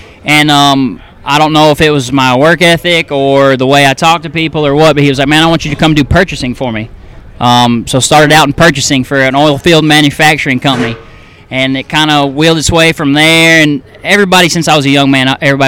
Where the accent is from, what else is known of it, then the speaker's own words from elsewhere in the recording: Dallas, Texas, United States; now in East Texas, United States; I grew up in North Dallas, 635 in Marsh